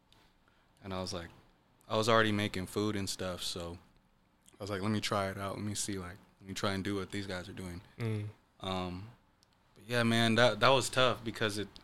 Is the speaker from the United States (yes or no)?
yes; Renton, Washington, United States; also born or lived in east side (Seattle area); I grew up in Renton